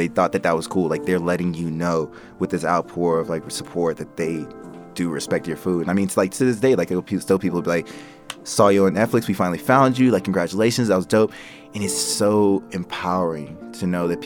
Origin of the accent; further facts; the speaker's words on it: North Carolina, United States; now in Denver, United States; I was from North Carolina